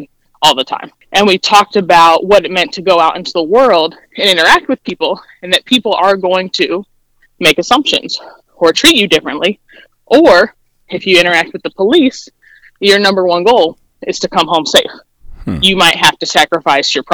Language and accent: English; Dayton, Ohio, United States; I grew up in Dayton, Ohio